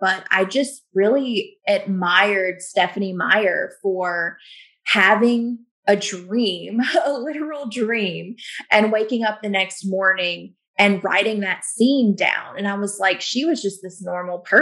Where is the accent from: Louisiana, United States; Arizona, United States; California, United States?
Louisiana, United States; I'm from Louisiana, but I don't live in New Orleans